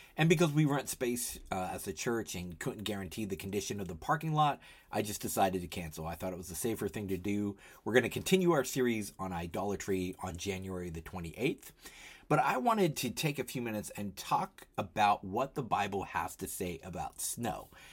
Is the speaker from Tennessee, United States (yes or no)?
yes; Tennessee, United States; now in Philadelphia, United States; I grew up in Tennessee